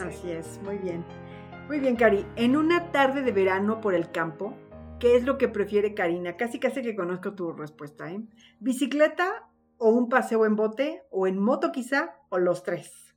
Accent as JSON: {"language": "Spanish", "country": "Mexico", "said": "Los mexicanos somos muy cálidos"}